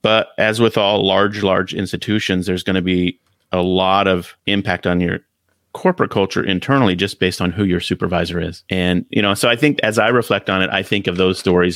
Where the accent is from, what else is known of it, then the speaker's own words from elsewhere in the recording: United States; in my hometown, little town where I grew up, Sears store was the big store you'd go